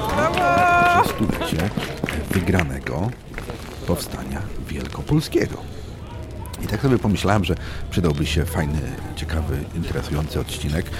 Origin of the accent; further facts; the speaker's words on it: Poznań, Greater Poland, Poland; moved away; also born or lived in Ireland; jestem rodowitym poznaniakiem